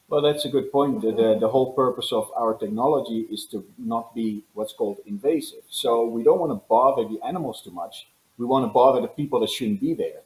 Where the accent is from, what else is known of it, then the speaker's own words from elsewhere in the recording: Netherlands; now in Los Angeles, United States; I was born and raised in the Netherlands